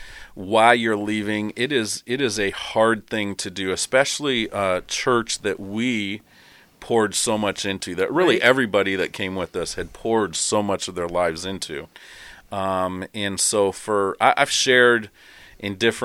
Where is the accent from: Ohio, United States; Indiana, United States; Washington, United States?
Indiana, United States; Terre Haute; moved away; I'm also from Terre Haute, Indiana.